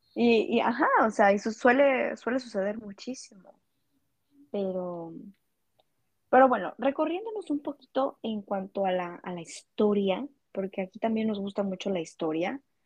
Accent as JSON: {"language": "Spanish", "town": "Culiacán", "region": "Sinaloa", "country": "Mexico", "tie": "born or raised there", "said": "yo soy originaria de Culiacán, Sinaloa"}